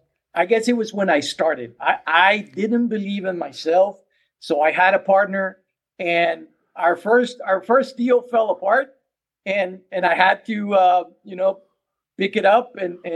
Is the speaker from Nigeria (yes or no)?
no; Mexico; English is a second language; now in United States; 30 years ago, I came from Mexico, and I wish I had someone like me helping me to get started.